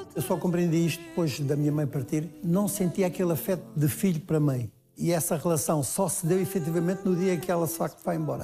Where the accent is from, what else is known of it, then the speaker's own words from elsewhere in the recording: Loures, Lisbon, Portugal; eu nasci em Lisboa, na maternidade Alfredo da Costa, mas fiz a minha infância ah, na região Saloia de Louros